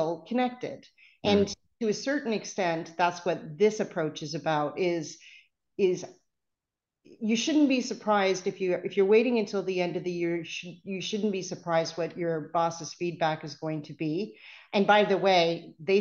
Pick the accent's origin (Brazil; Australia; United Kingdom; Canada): Canada; accent: Canadian; you can tell I'm Canadian because I say process.